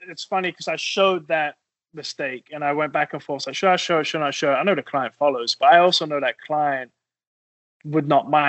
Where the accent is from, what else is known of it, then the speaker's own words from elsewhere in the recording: England, United Kingdom; And I'm from England. It's not a swear word in England.